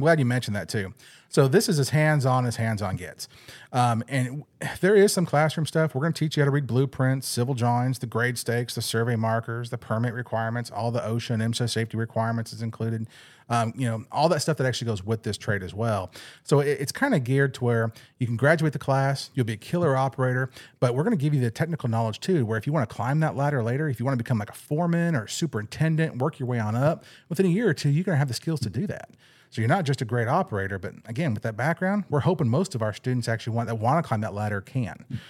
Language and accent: English; California, United States; moved away as an adult; now in Arkansas, United States; I'm actually from California